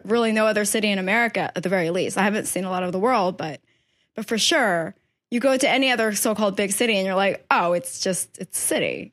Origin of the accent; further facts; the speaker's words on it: New York City, New York, United States; also born or lived in Guangdong, China / West Harlem; I spent my whole life mostly in Woodhaven, Queens